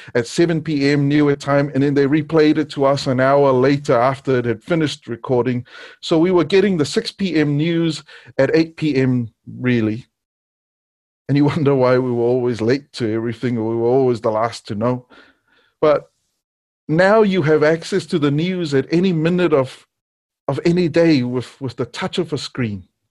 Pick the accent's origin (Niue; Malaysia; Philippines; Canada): Niue; Growing up in Niue, the news came on once a day and there was no T V.